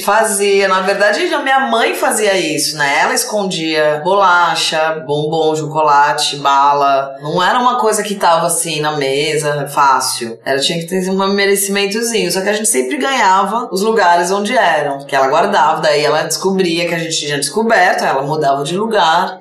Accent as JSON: {"language": "Portuguese", "country": "Brazil", "said": "Eu sou brasileira"}